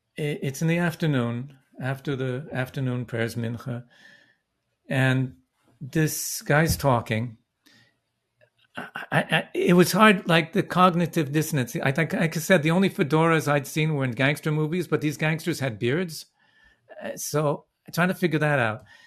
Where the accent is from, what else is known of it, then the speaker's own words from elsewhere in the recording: Vancouver, British Columbia, Canada; now in Brooklyn, United States; I was born in Vancouver.